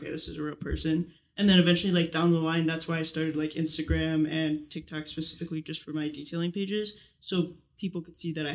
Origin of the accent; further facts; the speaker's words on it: Chicago, Illinois, United States; From Chicago, Illinois